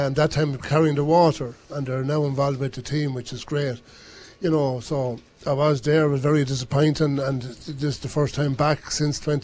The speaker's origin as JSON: {"language": "English", "country": "Ireland", "moved": "as an adult", "lives_now": "Kilkenny, Ireland", "said": "I'm originally down from the Ross Berkin side, and I came here to join the army"}